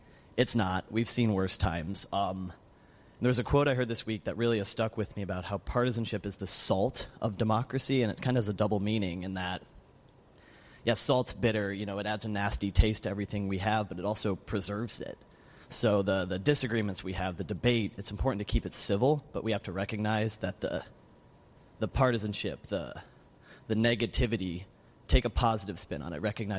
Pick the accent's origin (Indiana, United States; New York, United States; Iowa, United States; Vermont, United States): Indiana, United States; Zionsville; From a suburb called Zionsville, just outside of Indianapolis.